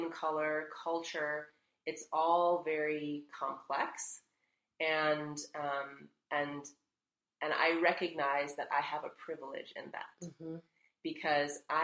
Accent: United States; I was born here in the States

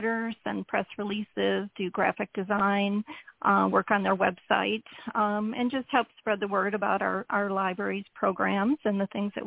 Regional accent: Michigan, United States; moved away as an adult; now in South Florida, United States; I grew up in Michigan with my parents

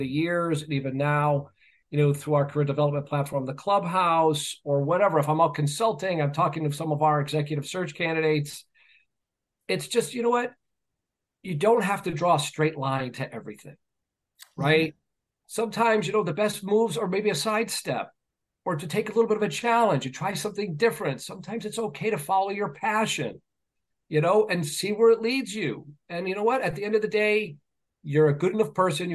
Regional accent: New York, United States; moved away as an adult; now in Massachusetts, United States; growing up in New York, but now working and living in Massachusetts

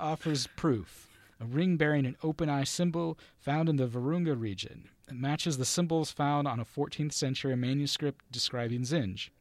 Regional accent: Sacramento, California, United States; my hometown of Sacramento, California

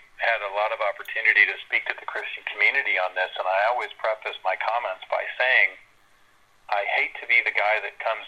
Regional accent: Midwest, United States; now in California, United States; I was raised in the Midwest

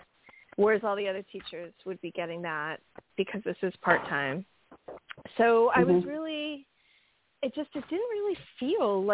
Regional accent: United States; I'm from America

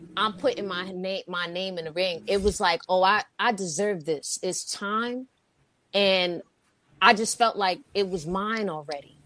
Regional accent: New York City, New York, United States; moved away as an adult; now in Los Angeles, United States; I'm from Harlem

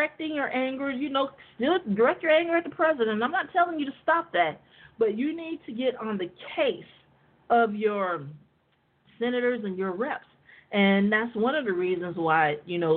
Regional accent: United States; the black people that are born and raised in America that are descendants of enslaved people

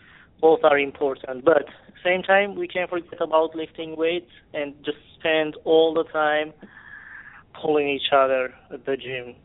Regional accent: Armenia; moved away as an adult; now in United States; Before, when I was in Armenia. So when I came to America, I am a Eastern European style puller.

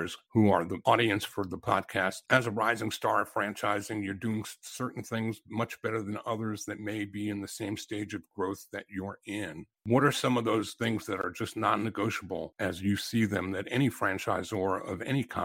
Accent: Atlanta, Georgia, United States; my hometown

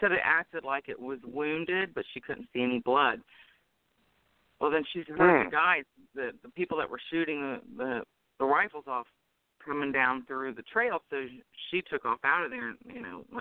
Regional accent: North Carolina, United States; moved away; I'm from North Carolina originally

